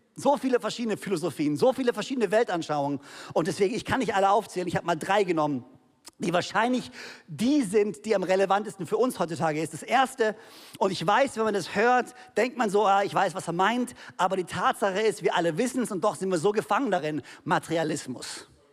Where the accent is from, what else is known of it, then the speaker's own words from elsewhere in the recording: Konstanz, Baden-Württemberg, Germany; also born or lived in Ludwigsburg; ich bin hier in Konstanz oder Zell groß geworden